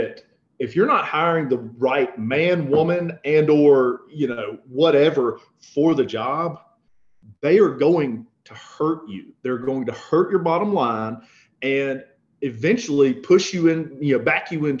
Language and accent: English; the South, United States; growing up in the South